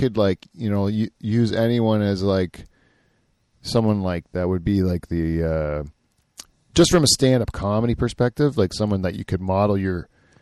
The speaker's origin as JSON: {"language": "English", "country": "Canada"}